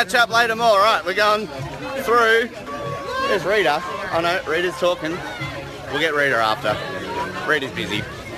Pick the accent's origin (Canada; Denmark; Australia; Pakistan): Australia; as an Australian